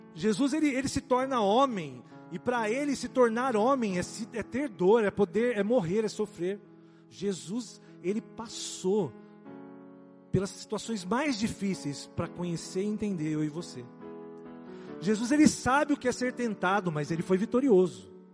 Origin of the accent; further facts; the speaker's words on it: Brazil; nós somos brasileiros